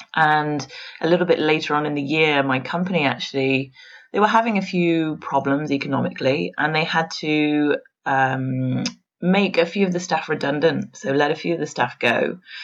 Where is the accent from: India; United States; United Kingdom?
United Kingdom; England; moved away as an adult; now in Paris, France; I grew up in England